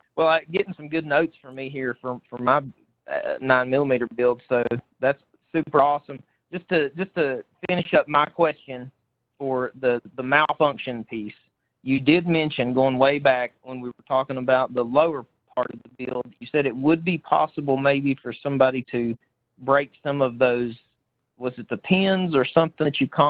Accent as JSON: {"language": "English", "region": "Southwest Virginia", "country": "United States", "said": "Hey man, we're from Southwest Virginia, dude. We're good old rednecks here too, man. I claim that with pride."}